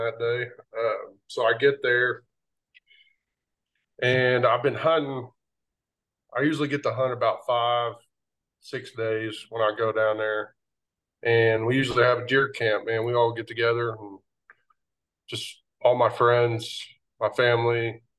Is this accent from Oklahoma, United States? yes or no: yes; Oklahoma, United States; moved away as an adult; now in Missouri, United States; I'm from Oklahoma. I moved to Missouri about 9 years ago.